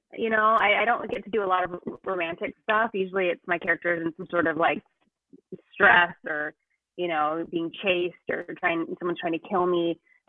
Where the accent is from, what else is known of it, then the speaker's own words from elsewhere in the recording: Jacksonville, Florida, United States; moved away as an adult; I'm from Jacksonville.